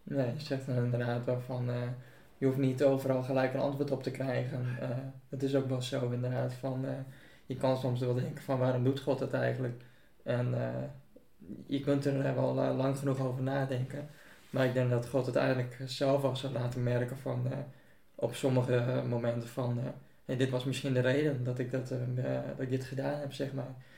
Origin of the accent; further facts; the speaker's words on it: Buitenpost, Friesland, Netherlands; heb mijn hele leven al in buitenpost gewoond